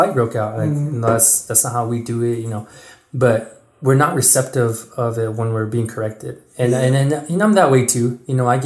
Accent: Mescalero, New Mexico, United States; moved away; growing up in the Mescalero schools

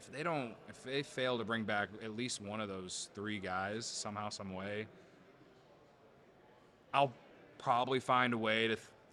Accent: United States; I'm American

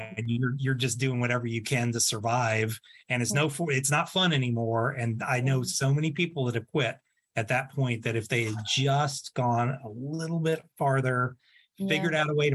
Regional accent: Texas, United States; I learned Castilian Spanish, Cuban, and then Mexican Spanish, you know, growing up in Texas.

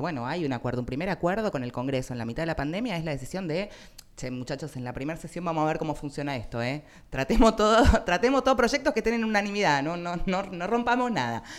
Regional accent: Argentina; somos argentinos

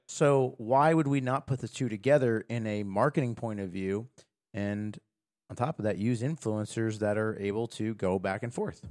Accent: United States; as an American

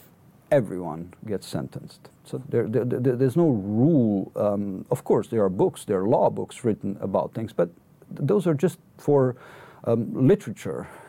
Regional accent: Romania; now in United Kingdom; I hail from Romania

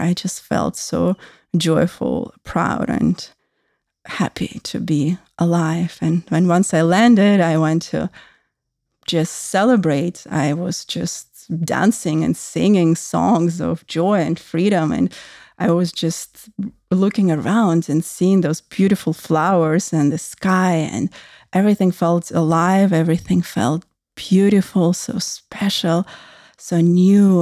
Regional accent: Russia; moved away; I grew up in Russia, actually in post-Soviet Russia

